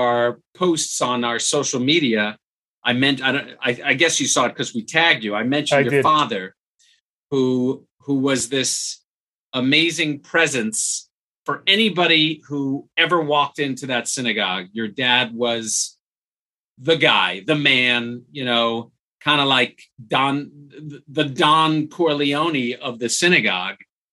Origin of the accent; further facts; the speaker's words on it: New York, United States; We grew up in a shtetl almost